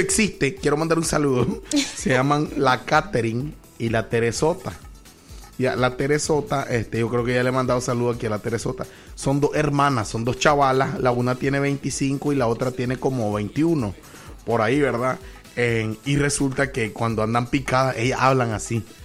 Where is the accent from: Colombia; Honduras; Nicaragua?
Nicaragua; vengo de Nicaragua.